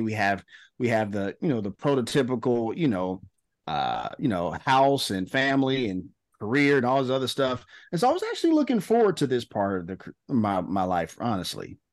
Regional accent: Memphis, Tennessee, United States; socially awkward black kid growing up in Memphis, Tennessee.

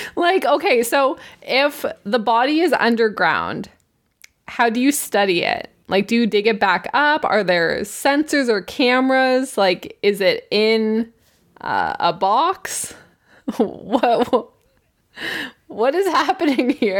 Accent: Canada; we are humble Canadians

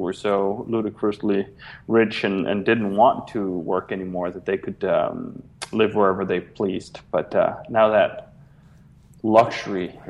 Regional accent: Copenhagen, Capital Region of Denmark, Denmark; moved away as an adult; now in Chicago, United States; I grew up in Copenhagen, Denmark

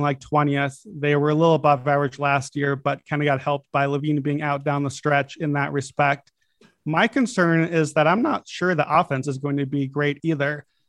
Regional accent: Chicago, Illinois, United States; I'm a Bulls fan. It's my hometown team

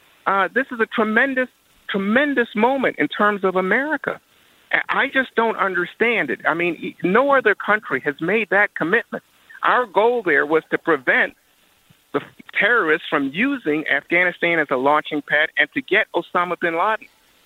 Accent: United States; it's just unacceptable to me as an American that we would say, oh, yeah, it's okay for us to remain in what is a forever war.

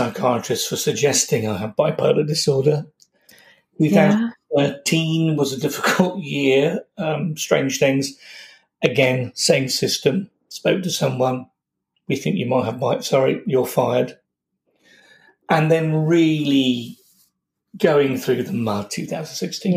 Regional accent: Yorkshire and the Humber, United Kingdom; moved away as an adult; now in London, United Kingdom; I'm from Yorkshire. I've lived in London for all my practicing life

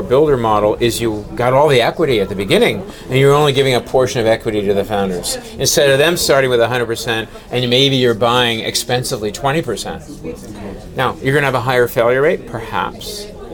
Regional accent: New Jersey, United States; accent: New Jersey; I say it like I'm from New Jersey

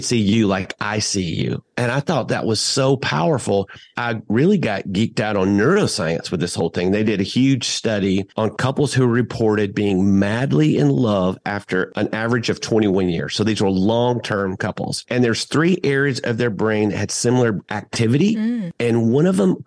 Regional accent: the South, United States; accent: Southern; My Southern accent

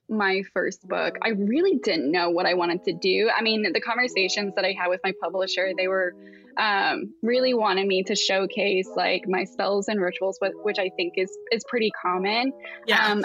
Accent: Appalachia, United States; now in Pacific Northwest, United States; I currently live in the Pacific Northwest, um, but I grew up in the Appalachians

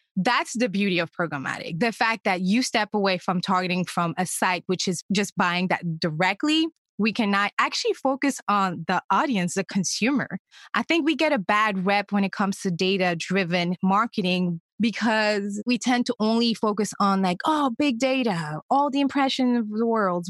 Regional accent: Senegal; first language French; English is a second language; moved away; I'm originally from Senegal, a small West African country

